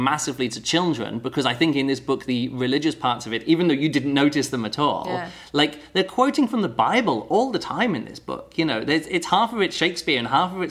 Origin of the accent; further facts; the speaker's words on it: United Kingdom; I'm British and not American